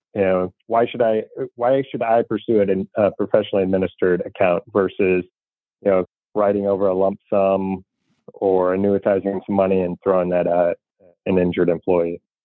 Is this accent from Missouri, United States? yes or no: yes; St. Louis, Missouri, United States; I'm from St. Louis, Missouri is a show me state.